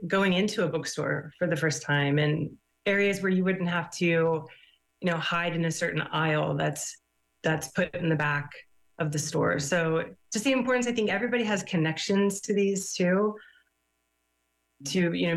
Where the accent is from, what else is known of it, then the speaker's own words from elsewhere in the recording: Kansas City, United States; I'm from Kansas City.